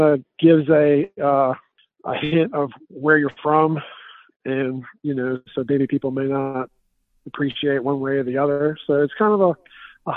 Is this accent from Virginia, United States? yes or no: yes; Richmond, Virginia, United States; now in Petersburg, United States; I'm from Richmond, Virginia, and we live down in Petersburg, Virginia